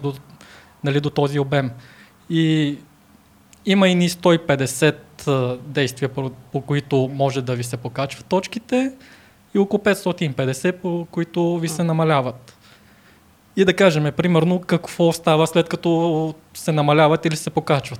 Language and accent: Bulgarian; Bulgaria; also born or lived in China; аз по, по се възприема за българин